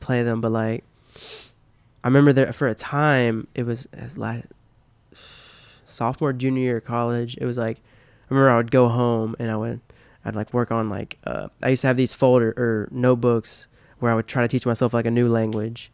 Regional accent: Tennessee, United States

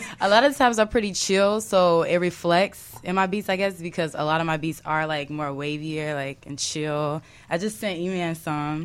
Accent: Chicago, Illinois, United States; I'm from Kedzie

